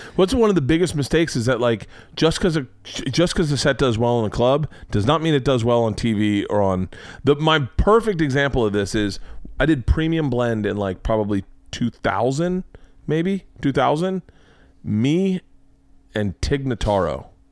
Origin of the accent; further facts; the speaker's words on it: Florida, United States; I grew up in Florida